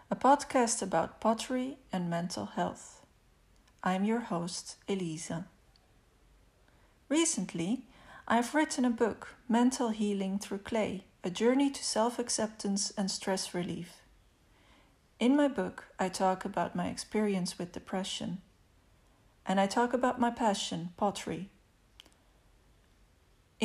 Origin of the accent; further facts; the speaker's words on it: Italy; also born or lived in Netherlands; I was born on June 30th, 1976, in Italy. I spent my childhood partly in Italy and partly in the Netherlands, having an Italian father and a Dutch mother